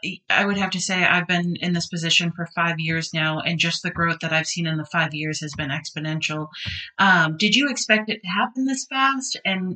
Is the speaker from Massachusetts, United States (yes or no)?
yes; Massachusetts, United States; also born or lived in Florida; now in North Carolina, United States; I'm originally from Massachusetts